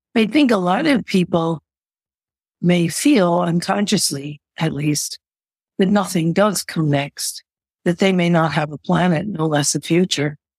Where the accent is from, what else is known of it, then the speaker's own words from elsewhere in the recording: United States; being an American